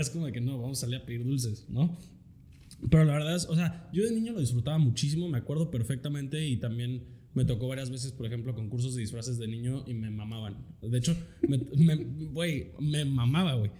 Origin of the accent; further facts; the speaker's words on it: Metepec, State of Mexico, Mexico; moved away; also born or lived in Querétaro; donde yo nací en Querétaro y la neta donde más me acuerdo es, fue en, cuando viví en Metepec